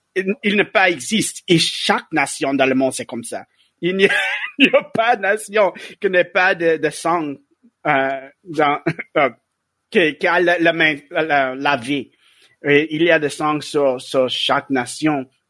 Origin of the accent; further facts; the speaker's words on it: United States; French is a second language; moved away; je viens des États-Unis